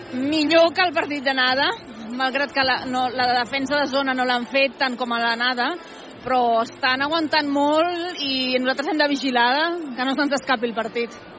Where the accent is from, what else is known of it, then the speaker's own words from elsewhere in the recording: Catalonia, Spain; moved away as an adult; now in Bonn, Germany; soc catalana fa 30 anys que visc aquí